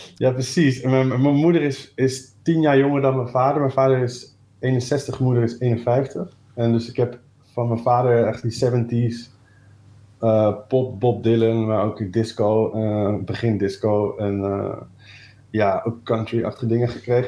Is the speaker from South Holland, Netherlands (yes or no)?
no; Amersfoort, Utrecht, Netherlands; also born or lived in Breda; Ja, ik ben geboren in Breda, maar op oh. derde naar Amersfoort verhuisd. Eh, dus ik ben wel echt opgegroeid daar